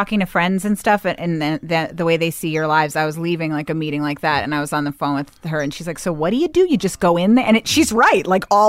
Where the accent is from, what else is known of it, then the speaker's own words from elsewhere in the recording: Bethesda, Maryland, United States; I grew up in Bethesda, Maryland.